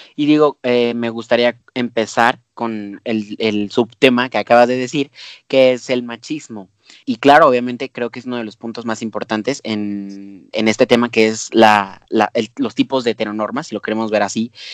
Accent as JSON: {"language": "Spanish", "country": "Mexico", "said": "nosotros como mexicanos"}